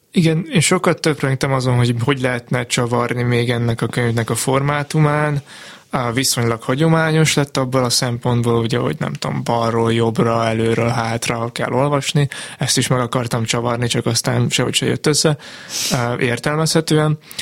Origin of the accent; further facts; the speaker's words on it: Martfű, Jász-Nagykun-Szolnok, Hungary; én Martvin nőttem fel, Szolnokon lett voltam tinédzser